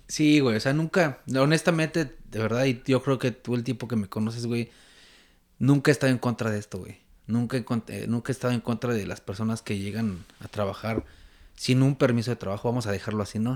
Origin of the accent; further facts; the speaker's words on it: Mexico City, Mexico; moved away as an adult; now in Vancouver, Canada; soy chilango, güey, estoy acostumbrado al pinche tráfico de la Ciudad de México